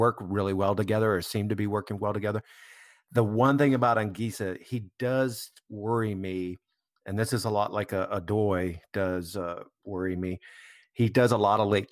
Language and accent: English; United States; as an American